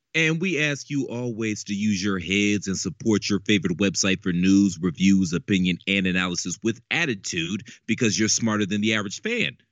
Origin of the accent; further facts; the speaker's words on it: Midwest, United States; I'm from the Midwest, like you are. I'm a Midwest baby